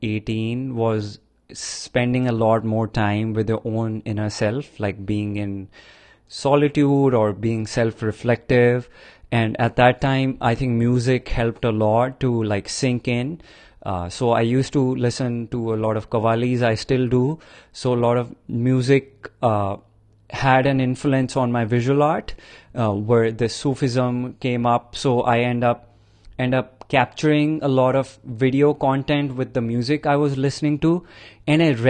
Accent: India; growing up in India in like 80s, 70s, 90s

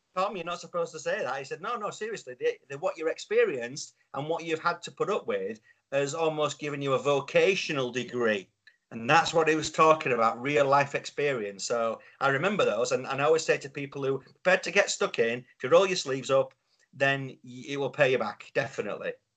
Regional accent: Yorkshire and the Humber, United Kingdom; I'm a Yorkshireman

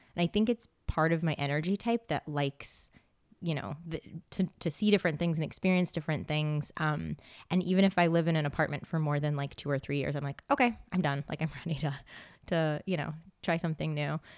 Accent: West Greenwich, Rhode Island, United States; moved away as an adult; also born or lived in San Diego / Seattle / South Korea / Phnom Penh; now in Boston, United States; I grew up in Rhode Island, very small town

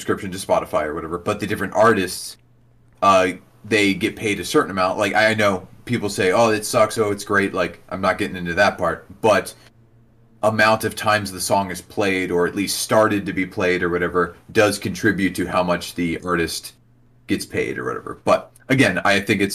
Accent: South Central Pennsylvania, United States; my life growing up in South Central Pennsylvania

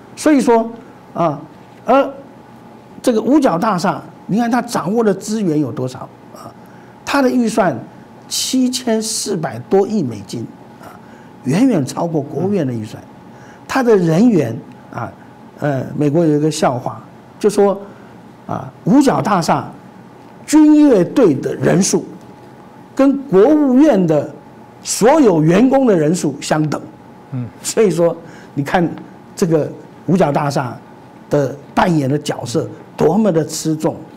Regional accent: Taiwan

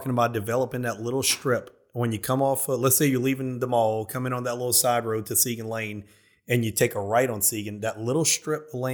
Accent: Prairieville, Louisiana, United States; Look, I came from Prairieville. I just moved in a Long Farm, but oh, geez, two years now.

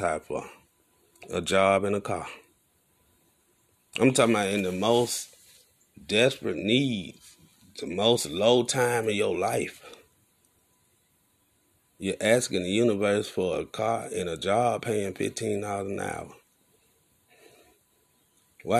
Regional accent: Alabama, United States; I ain't grow up in New York. I grew up in Alabama.

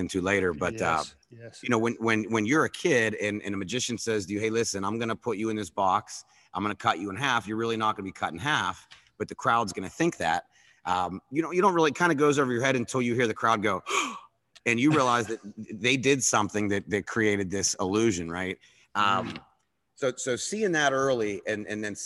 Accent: Pittsburgh, Pennsylvania, United States; accent: Pittsburghese; also born or lived in West Virginia / Phoenix / California / Fort Lauderdale; I grew up in Pittsburgh, went to WVU, and then I ended up living in Phoenix, California, and Fort Lauderdale.

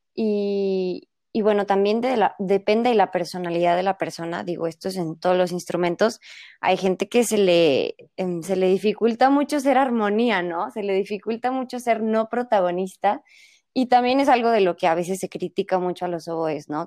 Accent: Guadalajara, Jalisco, Mexico; todos somos tapatíos

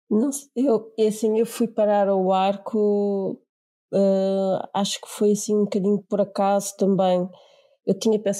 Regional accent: Angola; moved away as an adult; porque eu tinha 18 anos e ainda não tinha o 12 ano, vinha de Angola, tinha vindo de Angola.

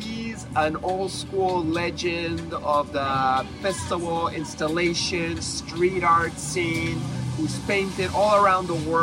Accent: St. Petersburg, Florida, United States; Today, I'm in my hometown of St. Petersburg, Florida

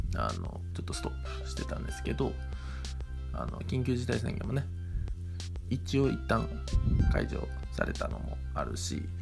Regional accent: Ozu, Ehime, Japan; 僕の地元に遊びに来てくれたんですよ愛媛旅行愛媛ツアーしようって言って

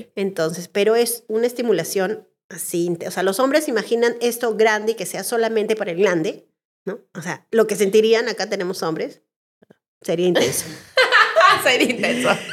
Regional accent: Peru; los peruanos nos lo merecíamos

